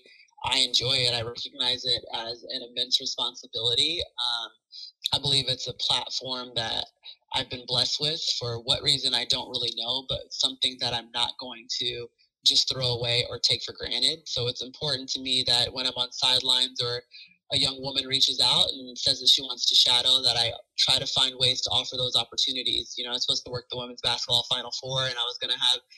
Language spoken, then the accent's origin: English; Alpharetta, Georgia, United States; moved away as an adult; I grew up in Alpharetta, you know, an hour away from Athens